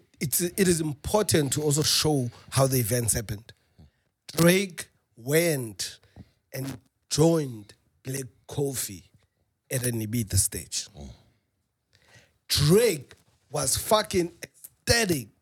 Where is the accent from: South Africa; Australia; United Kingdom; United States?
South Africa; I'm South African